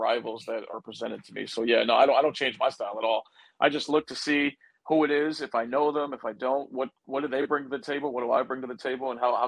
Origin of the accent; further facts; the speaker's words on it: United States; I'm the American guy